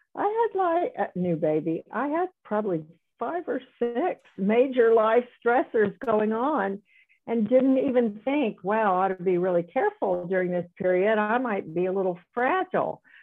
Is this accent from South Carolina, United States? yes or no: yes; South Carolina, United States; moved away as an adult; also born or lived in Dallas, Texas / Houston, Texas; I grew up in South Carolina and went to medical school there, but then went to Dallas for training and Houston for more training